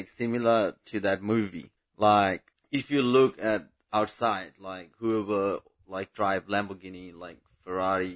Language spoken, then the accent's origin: English; Bangladesh; English is a second language; moved away; I'm from Bangladesh